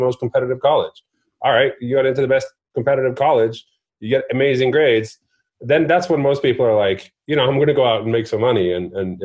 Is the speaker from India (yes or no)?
no; Norway; I grew up in Norway